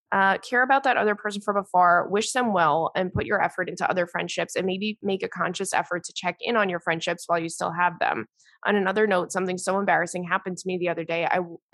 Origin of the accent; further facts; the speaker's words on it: Brooklyn, New York, United States; I'm from Brooklyn and my family is loud and makes fun of each other from a place of love, of course.